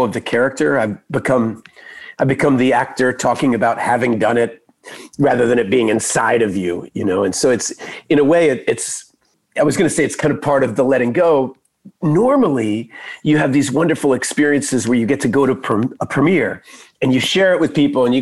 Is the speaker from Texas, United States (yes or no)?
yes; Texas, United States; growing up in Texas